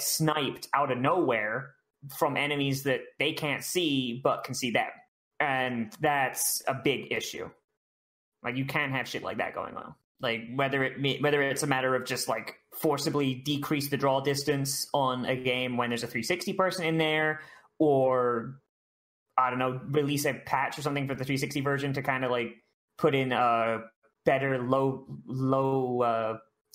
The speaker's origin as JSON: {"language": "English", "region": "Florida", "country": "United States", "said": "I'm from Florida."}